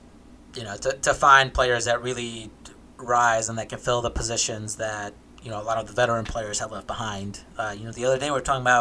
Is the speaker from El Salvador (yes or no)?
yes; El Salvador; moved away; I was born in El Salvador, so soccer was like the big thing over there